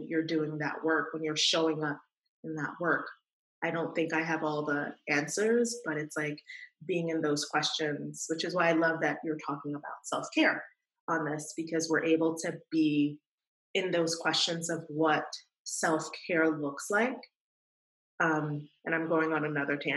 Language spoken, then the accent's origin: English; New York City, New York, United States; growing up in New York City